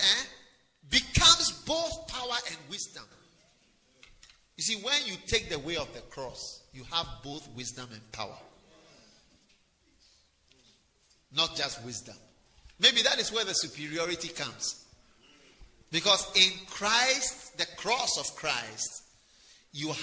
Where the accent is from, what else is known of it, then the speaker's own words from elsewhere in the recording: Ghana; I'm from Ghana